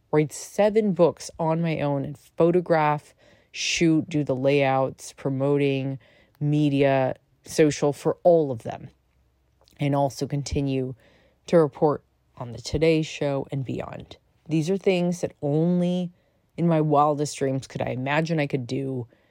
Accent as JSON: {"language": "English", "country": "United States", "said": "I am American"}